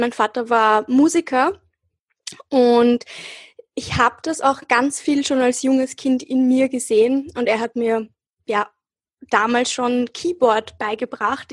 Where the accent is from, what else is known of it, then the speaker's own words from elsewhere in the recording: Austria; ich bin hier äh, aufgewachsen und geboren und ich habe mich halt auch immer als Österreicherin gefühlt